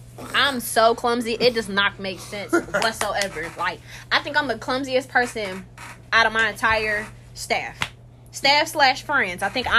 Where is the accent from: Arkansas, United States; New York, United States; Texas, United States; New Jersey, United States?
Arkansas, United States; Where are you from? I'm from Arkansas.